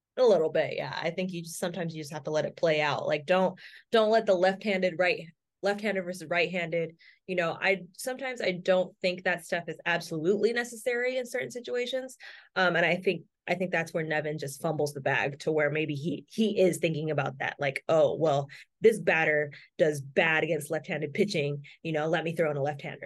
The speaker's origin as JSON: {"language": "English", "region": "California", "country": "United States"}